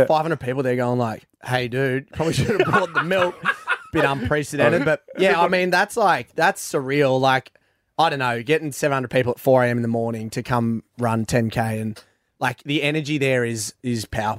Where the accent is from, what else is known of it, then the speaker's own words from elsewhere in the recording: Central West, New South Wales, Australia; I'm not from the Central Coast. I'm from the Central West.